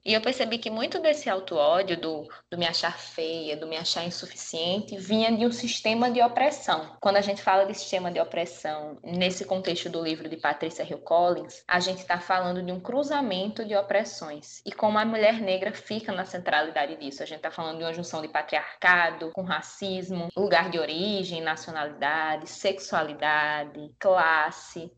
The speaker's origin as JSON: {"language": "Portuguese", "region": "Paraíba", "country": "Brazil", "tie": "born or raised there", "said": "nascida e criada na Paraíba"}